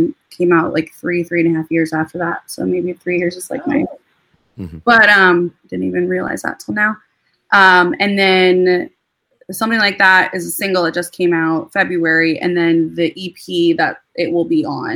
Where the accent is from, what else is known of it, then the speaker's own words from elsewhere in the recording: Minnesota, United States; moved away as an adult; also born or lived in Wisconsin / New York / Hoboken, New Jersey / Atlanta; now in Nashville, United States; I was born and raised in Minnesota